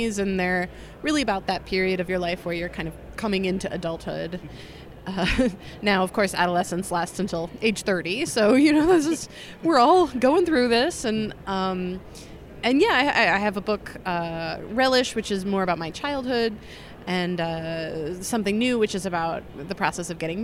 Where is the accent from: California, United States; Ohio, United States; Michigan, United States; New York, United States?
New York, United States; now in Chicago, United States; I'm from New York originally